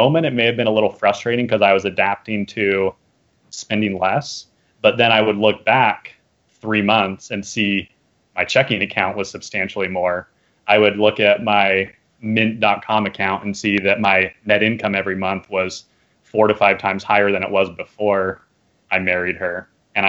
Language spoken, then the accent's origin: English; Arizona, United States; moved away as an adult; I'm from Arizona